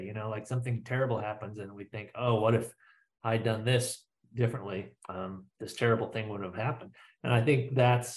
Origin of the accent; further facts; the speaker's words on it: Midwest, United States; as a Midwesterner